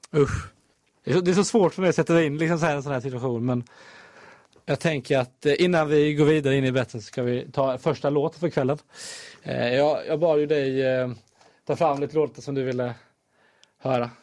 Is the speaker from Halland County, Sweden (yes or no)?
yes; Halmstad, Halland County, Sweden; moved away